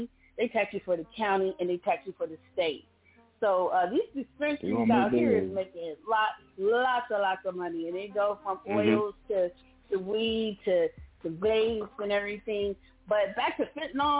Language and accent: English; San Diego, California, United States; I'm from California, I'm from San Diego, I'm 10 minutes away from Mexico